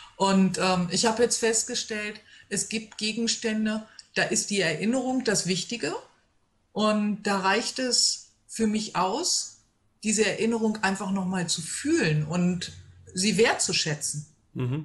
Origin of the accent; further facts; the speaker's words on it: Hanover, Lower Saxony, Germany; ich komme aus Hannover